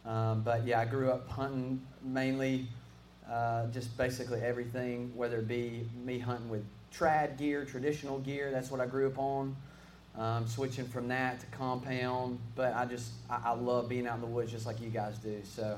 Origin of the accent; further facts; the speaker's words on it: Coleman, Alabama, United States; I'm born and raised in Coleman, Alabama.